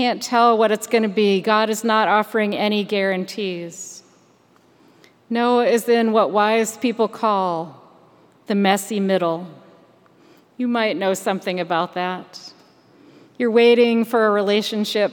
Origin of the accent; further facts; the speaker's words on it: Michigan, United States; moved away; also born or lived in Maryland; Growing up in Michigan